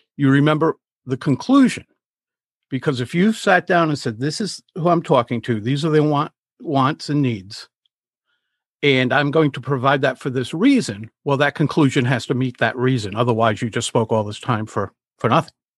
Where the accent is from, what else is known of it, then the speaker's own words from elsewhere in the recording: Rhode Island, United States; I'm from Rhode Island. I've spent the vast majority of my life here